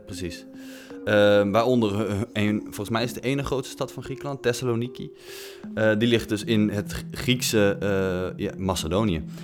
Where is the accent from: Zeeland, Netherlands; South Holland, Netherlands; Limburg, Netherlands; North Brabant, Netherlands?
North Brabant, Netherlands; ik kom uit Noord-Brabant